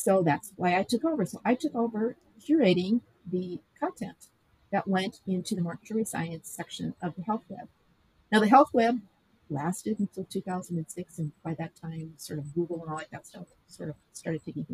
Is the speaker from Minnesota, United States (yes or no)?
yes; Minnesota, United States; moved away as an adult; now in Wisconsin, United States; I came from Minnesota, and we retired back to his childhood home.